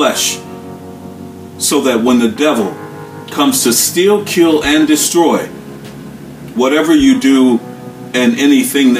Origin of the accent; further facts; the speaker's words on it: United States; As African-American people